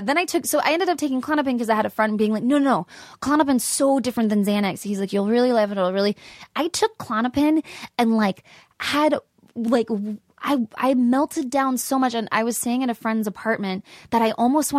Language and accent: English; San Antonio, Texas, United States; born there; I was born in San Antonio, and I moved around a lot.